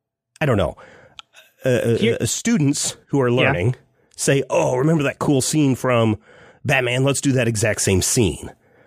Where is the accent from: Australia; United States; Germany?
United States; Kansas; you and I growing up in Kansas know all about spit and chicken wire holding everything together